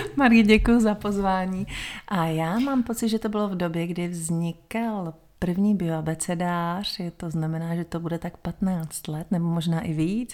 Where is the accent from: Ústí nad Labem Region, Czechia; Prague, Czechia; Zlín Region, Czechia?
Prague, Czechia; moved away as an adult; jsem do těch 33 mm, žila v Praze, narodila jsem se v Praze